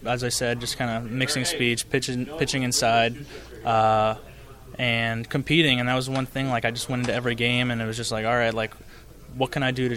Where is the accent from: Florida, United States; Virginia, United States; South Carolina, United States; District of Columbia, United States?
Florida, United States; Lakeland; growing up in Lakeland